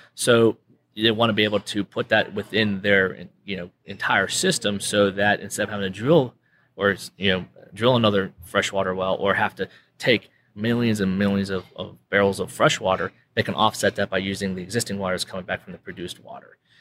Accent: Western Pennsylvania, United States; moved away as an adult; now in Permian Basin, United States; originally from Western Pennsylvania. So I'm not a local here, I'm a transplant

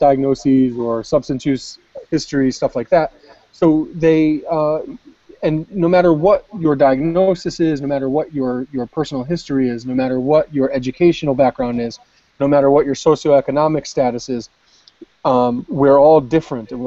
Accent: United States; I'm an American

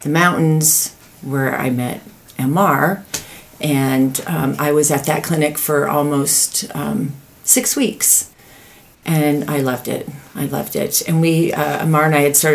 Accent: Boulder, Colorado, United States; moved away as an adult; also born or lived in Michigan / California / Seattle; I was born in Michigan, but raised in Boulder, Colorado

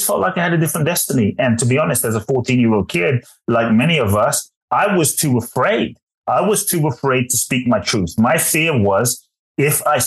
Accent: London, United Kingdom; also born or lived in Ghana; now in United States; I was born in Ghana, West Africa. My father is from Ghana. My mother is Japanese. I grew up in London and now the US

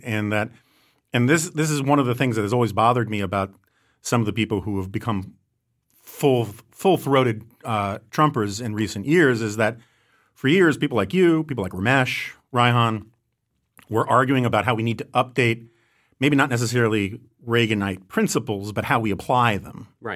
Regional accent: New York City, New York, United States; as a New Yorker

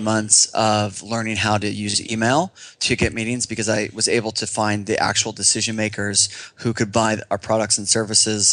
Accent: Northern California, United States; I grew up in Northern California

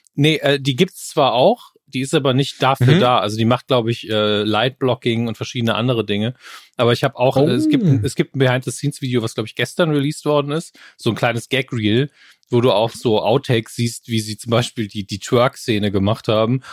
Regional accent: Saarland, Germany

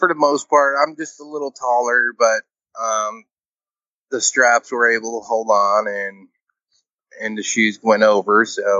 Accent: Chicago, Illinois, United States; moved away; And I grew up in Chicagoland area

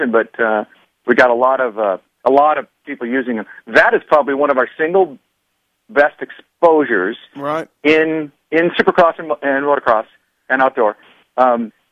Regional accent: Southern California, United States; Lived in Southern California

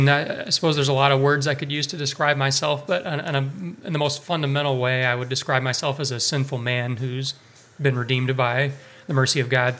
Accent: Monroe County, Illinois, United States; moved away as an adult; also born or lived in Norfolk, Virginia; I grew up kind of in the greater St. Louis area on the Illinois side of the river.

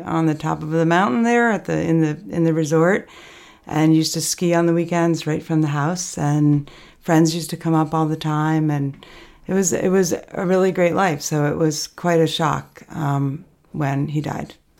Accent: Albany, New York, United States; also born or lived in Manhattan / Bolton Valley, Vermont; now in Stowe, United States; growing up in Albany

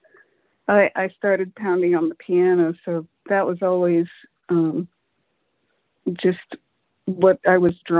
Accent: Los Angeles, California, United States; I'm actually born in Hollywood on Sunset Boulevard. The hospital was on Sunset Boulevard

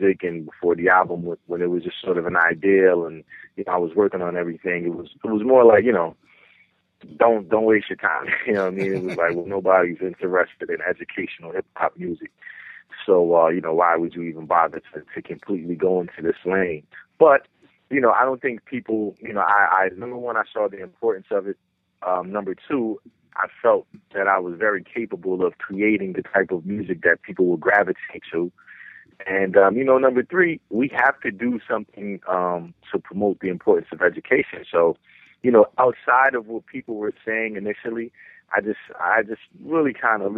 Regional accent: New Brunswick, New Jersey, United States; also born or lived in Willingboro, New Jersey; I'm from New Brunswick, New Jersey. I grew up in Willingboro and New Brunswick, New Jersey.

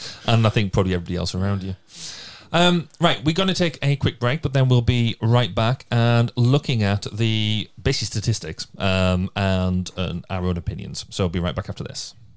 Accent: Cumbria, North West England, United Kingdom; now in Carmarthenshire, United Kingdom; I'm from Cumbria

